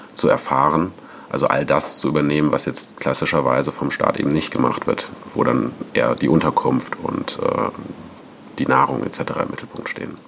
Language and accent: German; Cologne area, North Rhine-Westphalia, Germany; also born or lived in France; als ich nach Köln zurückgekommen bin, ich komme ursprünglich aus der Gegend